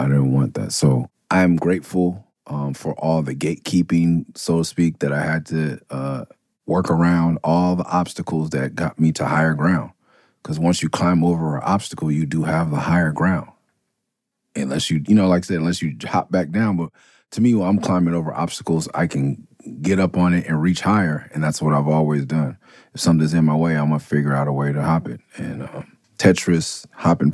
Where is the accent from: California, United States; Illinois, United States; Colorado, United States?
California, United States; Los Angeles; I am from the hood. I'm from L.A. I'm from South Central, Midtown, West L.A., Inglewood, Watts.